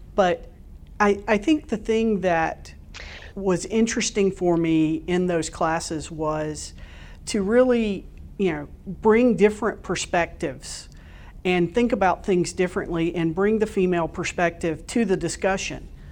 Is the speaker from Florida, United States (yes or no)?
yes; Florida Panhandle, United States; moved away; I grew up in a very, very small town in the Panhandle of Florida.